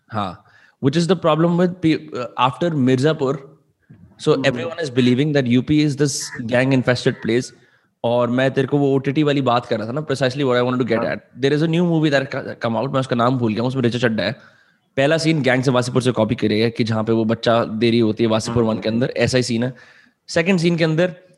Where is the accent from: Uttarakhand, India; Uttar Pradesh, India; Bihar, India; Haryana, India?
Haryana, India; Faridabad; also born or lived in Mumbai; दिल्ली के बगल में एक शहर है फरीदाबाद में वहां रहता हूँ और मेरे सारे दोस्त यहाँ रहते हैं